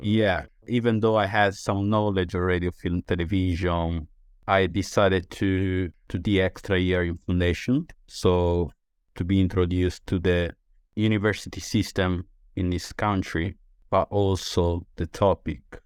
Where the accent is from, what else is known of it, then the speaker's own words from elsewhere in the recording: Sardinia, Italy; English is a second language; moved away as an adult; also born or lived in London, United Kingdom; now in St Albans, United Kingdom; So I am from Italy. Specifically, I'm from Sardinia, which is an island